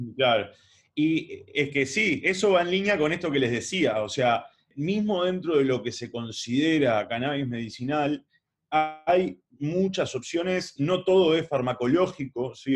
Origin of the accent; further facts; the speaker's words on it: Uruguay; Siendo uruguayo